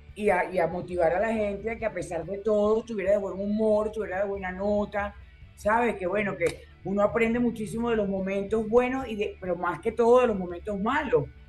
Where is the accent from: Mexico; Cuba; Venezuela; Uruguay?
Venezuela; yo crecí en la Florida, en eh, la casa de mi mamá y mi papá.